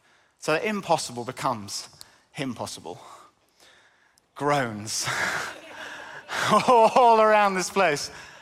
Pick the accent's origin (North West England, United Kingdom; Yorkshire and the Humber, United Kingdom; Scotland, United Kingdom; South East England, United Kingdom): North West England, United Kingdom; accent: northern; now in Cambridge, United Kingdom; I was born and brought up in Cumbria in the northwest. 14 years in Cambridge has kind of knocked a lot of the accent out of me.